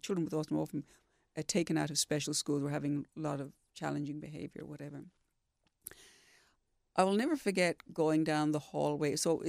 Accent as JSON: {"language": "English", "region": "Western Australia", "country": "Australia", "said": "Can I tell you, I've had a love affair with Western Australia ever since. I mean, I'm West Australian"}